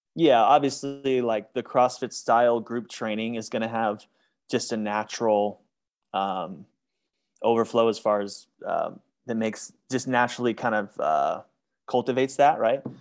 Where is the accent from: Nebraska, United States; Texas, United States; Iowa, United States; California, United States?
California, United States; Northern; moved away as an adult; also born or lived in Maui, Hawaii; now in Phoenix, United States; I grew up in Northern California as a gymnast